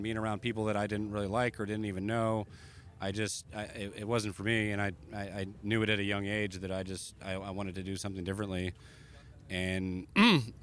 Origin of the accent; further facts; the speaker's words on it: just outside of Philadelphia, Pennsylvania, United States; moved away; also born or lived in Baltimore, Maryland; I was born in Baltimore, spent the first, 9 years in there in Baltimore, and then moved to just outside of Philadelphia for the next 10 years, and yeah, that's where I'm from